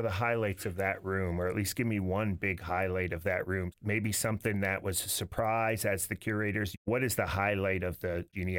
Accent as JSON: {"language": "English", "region": "New Jersey", "country": "United States", "tie": "born or raised there", "said": "I grew up in North Jersey."}